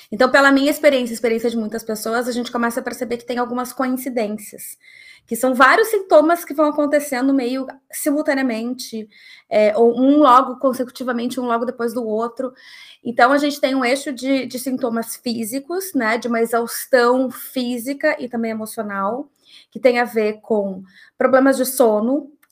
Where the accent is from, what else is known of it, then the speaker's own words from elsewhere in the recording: Rio Grande do Sul, Brazil; como eu sou gaúcha, eu vou dizer uma baita antecedência.